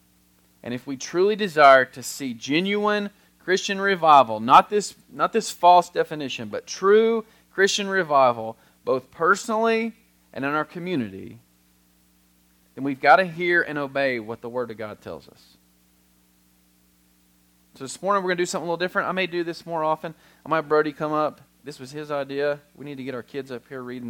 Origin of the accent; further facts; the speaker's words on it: United States; as an American